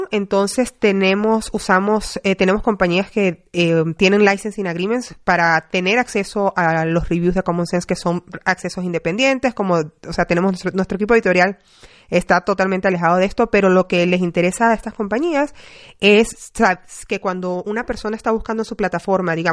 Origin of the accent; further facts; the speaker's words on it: Venezuela; now in United States; yo orgullosamente latina y yo soy venezolana, pero tengo 20 años fuera y, bueno, vivo en muchos lugares.